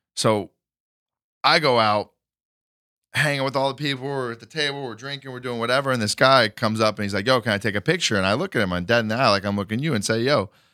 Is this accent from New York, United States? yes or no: no; Kerrville, Texas, United States; moved away; Kerrville, Texas